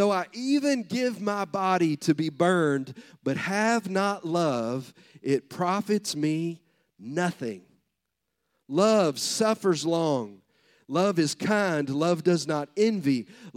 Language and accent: English; the South, United States; I'm from the South